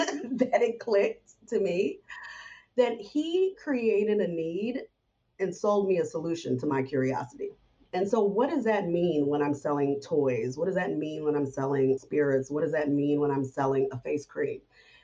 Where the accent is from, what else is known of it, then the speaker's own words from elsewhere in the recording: Florida, United States; now in New York, United States; when I first moved to New York, you know, I came from Florida and this was like the big city.